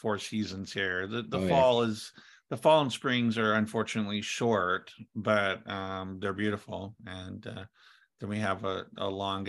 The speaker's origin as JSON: {"language": "English", "region": "the South", "country": "United States", "tie": "born or raised there", "also_born_or_lived": "California / Chicago", "moved": "yes", "lives_now": "Detroit, United States", "said": "in my youth in the South"}